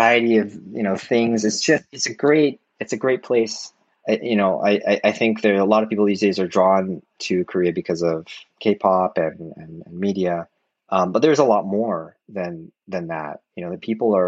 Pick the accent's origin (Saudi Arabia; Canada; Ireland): Canada; moved away as an adult; now in Tokyo, Japan; I've been born and raised in Canada, and I identify as Canadian